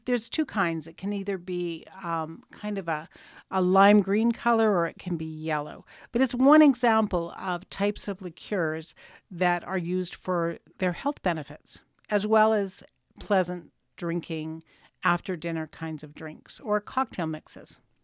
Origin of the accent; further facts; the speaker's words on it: Canada; that's the joy of being Canadian.